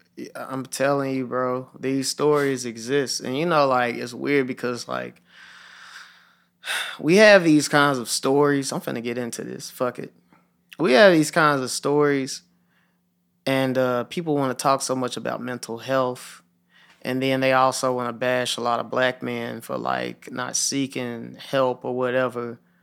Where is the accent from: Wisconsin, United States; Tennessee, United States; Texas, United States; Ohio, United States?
Tennessee, United States; Memphis; I grew up in Hickory Hill, and I watched my whole neighborhood change